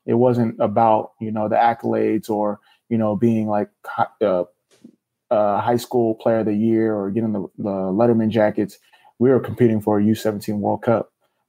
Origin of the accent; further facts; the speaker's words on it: Nigeria; But home cooking, you mentioned being from Ghana, I'm Nigerian.